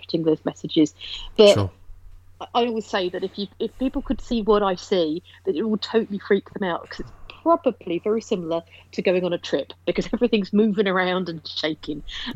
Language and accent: English; Ilford, London, United Kingdom; moved away as an adult; now in Droitwich Spa, United Kingdom; Essex. I was born in sort of East London, Essex borders, a place called Ilford. I moved to the Midlands about 12 years ago.